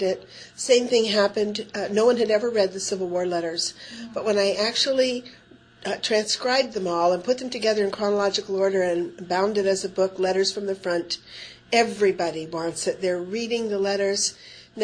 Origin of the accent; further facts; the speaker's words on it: Tioga County, Pennsylvania, United States; moved away; I'm from Tioga County, Pennsylvania, which is some 300 to 400 miles from Annandale, Virginia